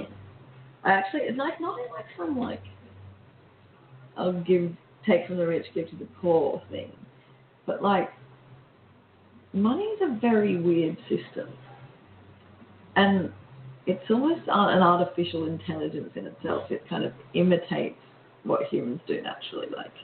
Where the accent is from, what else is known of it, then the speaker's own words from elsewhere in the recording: Australia; also born or lived in London; we're Australian